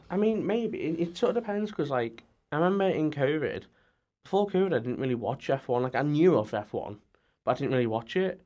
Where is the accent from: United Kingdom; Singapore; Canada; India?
United Kingdom; near Liverpool, North West England; I'm from The Whittle, which is near Liverpool